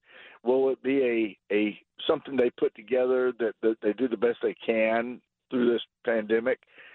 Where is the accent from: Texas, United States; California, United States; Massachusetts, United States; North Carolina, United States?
North Carolina, United States; Charlotte; First of all, I'm a transplant. I'm from Charlotte, so I'm an ACC fan, which really makes me a Georgia Tech fan because they're in the ACC.